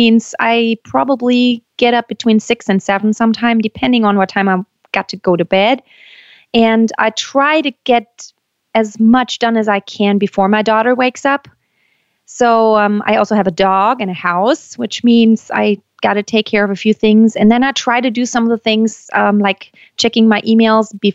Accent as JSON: {"language": "English", "country": "Germany", "tie": "born or raised there", "also_born_or_lived": "United States", "moved": "as an adult", "said": "I was born and raised in Germany, but I lived in the States for about 7 years"}